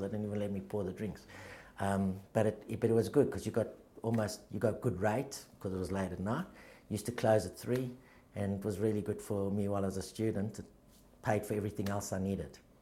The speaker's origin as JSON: {"language": "English", "town": "Johannesburg", "region": "Gauteng", "country": "South Africa", "tie": "born or raised there", "moved": "yes", "lives_now": "Australia", "said": "I grew up in, in a very loving sort of. Uh, all-encompassing Jewish type of family um, in, a, in, a small, in a smaller suburb of a big city called Joburg called Victory Park"}